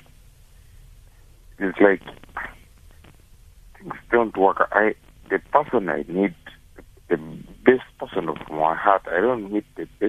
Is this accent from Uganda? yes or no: yes; Uganda; now in South Africa; I'm not from South Africa. I'm from Uganda.